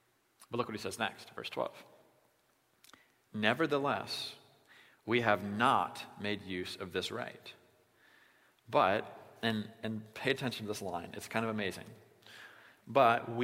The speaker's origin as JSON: {"language": "English", "region": "Iowa", "country": "United States", "said": "we're from Iowa"}